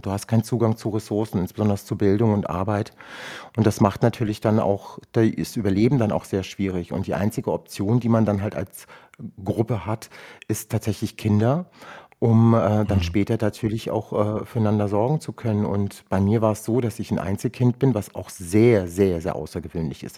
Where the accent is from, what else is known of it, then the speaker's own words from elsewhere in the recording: Rüsselsheim, Hesse, Germany; German is a second language; ich bin dann 1978 in Rüsselsheim zur Welt gekommen